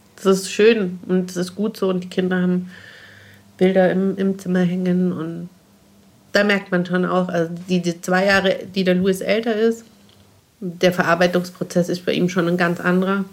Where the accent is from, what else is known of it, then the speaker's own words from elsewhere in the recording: Bavaria, Germany; bei uns in Bayern